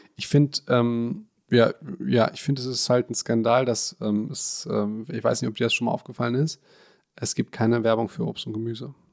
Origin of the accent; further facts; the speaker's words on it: Hagen, North Rhine-Westphalia, Germany; bei uns in Hagen gibt es die geilsten weißen Brötchen